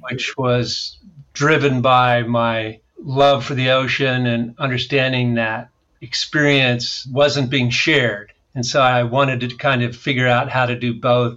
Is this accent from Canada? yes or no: no; San Diego, California, United States; I grew up on the San Diego coast